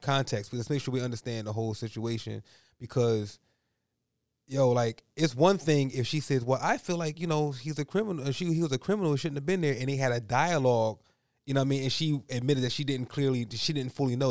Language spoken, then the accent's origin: English; Philadelphia, Pennsylvania, United States; Growing up in Point Breeze, Philadelphia